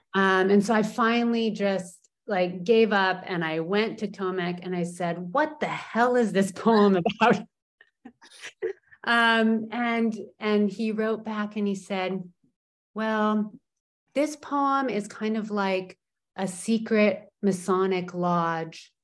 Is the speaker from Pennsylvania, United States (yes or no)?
no; California, United States; also born or lived in Portland, Oregon; now in Poland; I am definitely a Californian, but a Californian who often lives not in California.